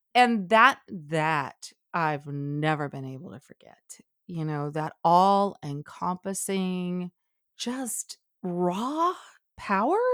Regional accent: Alabama, United States; growing up in Alabama

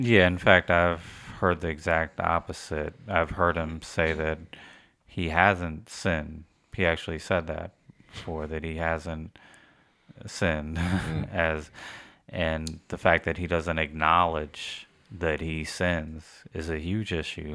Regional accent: United States; us as American, we get stuck in only knowing English

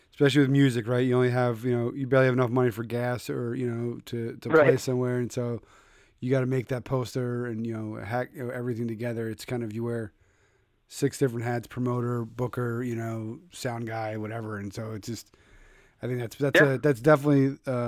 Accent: Philadelphia, Pennsylvania, United States; moved away as an adult; now in Connecticut, United States; I'm from Pennsylvania and Philadelphia

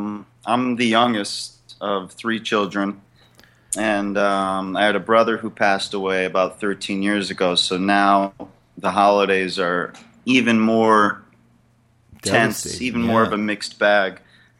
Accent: Connecticut, United States; we're from Connecticut, so usually it's either at my parents' house in Easton, Connecticut

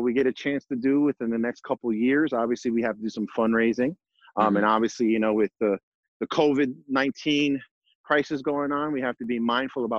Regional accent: New Jersey, United States; moved away; I'm from New Jersey, and originally my family's from Puerto Rico

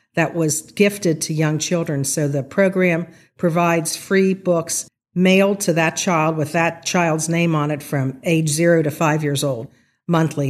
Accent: Rossmoyne, Ohio, United States; growing up in Ross Moyne, which is a little known term these days, it's part of Sycamore Township

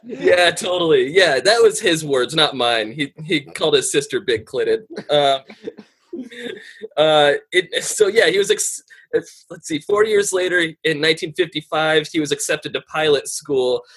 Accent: Aurora, Colorado, United States; I'm from Aurora, Colorado

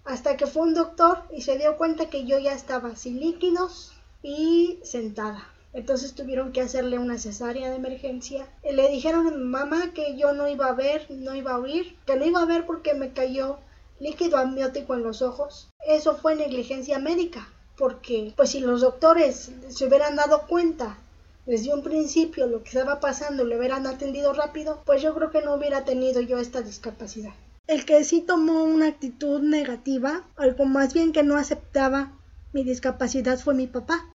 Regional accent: Mexico City, Mexico; now in Nuevo Laredo, Mexico; Nací en la Ciudad de México, pero actualmente radico en Nuevo Laredo, Tamaulipas.

